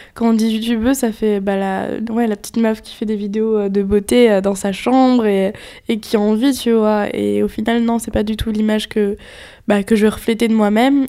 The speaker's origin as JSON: {"language": "French", "town": "Nantes", "region": "Pays de la Loire", "country": "France", "moved": "as an adult", "lives_now": "Paris, France", "said": "je viens de Nantes, donc un ah, peu à côté de Nantes."}